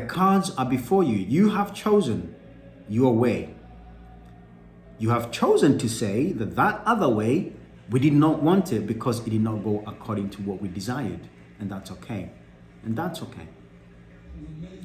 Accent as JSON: {"language": "English", "country": "Kenya", "said": "I'm Kenyan"}